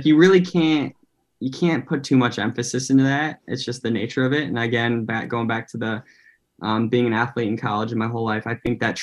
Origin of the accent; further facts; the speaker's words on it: United States; growing up in America and being half Filipino at the same time